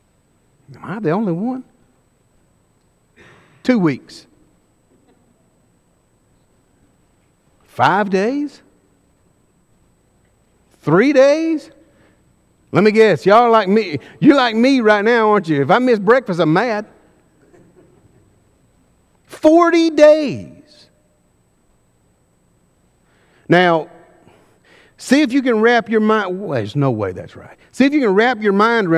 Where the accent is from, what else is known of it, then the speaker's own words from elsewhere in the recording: Alabama, United States; I'm from Alabama. I don't say rearing very often. We raise kids.